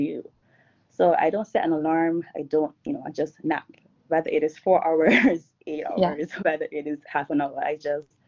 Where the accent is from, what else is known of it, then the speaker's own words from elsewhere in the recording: Barbados; I'm from Barbados, and I'm here now as well in Barbados.